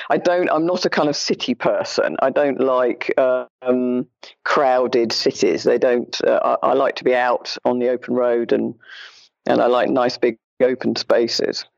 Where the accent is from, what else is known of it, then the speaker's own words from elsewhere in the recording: London, United Kingdom; When I was growing up in London, I was a child